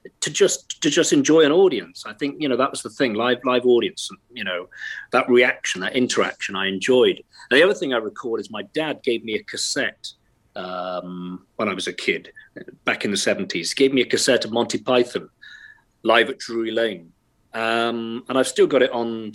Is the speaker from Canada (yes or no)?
no; Wales, United Kingdom; accent: Welsh; Born and bred, yeah. Of Irish extraction, if that matters at all. Yes, I was. Born and raised here